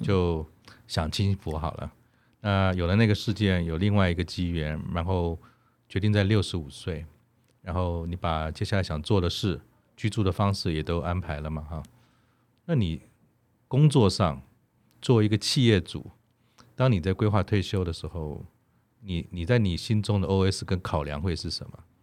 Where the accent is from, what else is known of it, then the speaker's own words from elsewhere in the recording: Taiwan; 我们五年级成长在台湾的时代